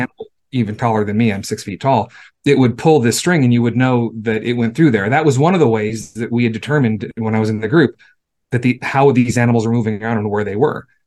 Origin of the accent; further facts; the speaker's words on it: Los Angeles, California, United States; I grew up in Southern California. I grew up in LA. I'm a city kid.